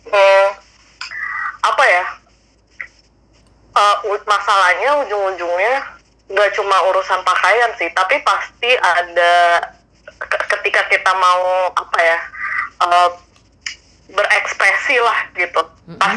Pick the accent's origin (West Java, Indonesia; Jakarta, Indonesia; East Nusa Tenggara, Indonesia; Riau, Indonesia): Jakarta, Indonesia; born there; gue gue aja bahkan lahir tuh udah di Jakarta Jakarta tuh di Pulau Jawa tapi bukan Jawa menurut